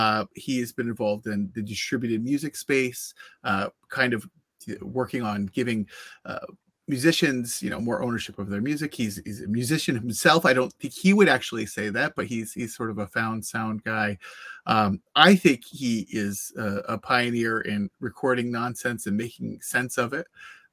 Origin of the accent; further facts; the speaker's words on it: Cincinnati, Ohio, United States; now in Newfoundland, Canada; as a son of Cincinnati